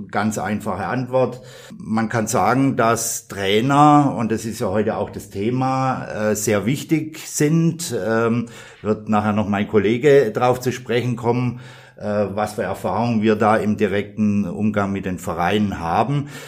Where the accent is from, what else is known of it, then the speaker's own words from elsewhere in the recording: Southern Germany, Germany; man hört es an der Stimme, ich komme nicht aus Bayern, komme zwar aus Süddeutschland, kann es also immer noch nicht verleugnen. Auch nach 30 Jahren, über 30 Jahren nicht.